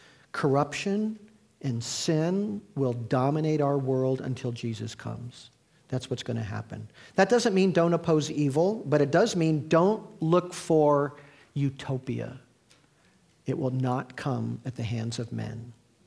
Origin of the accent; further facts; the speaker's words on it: Midwest, United States; now in California, United States; I grew up in the Midwest